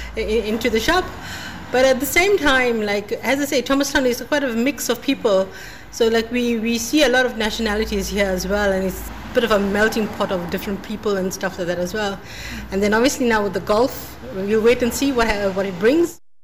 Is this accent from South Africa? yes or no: yes; South Africa; now in Ireland; I'm South African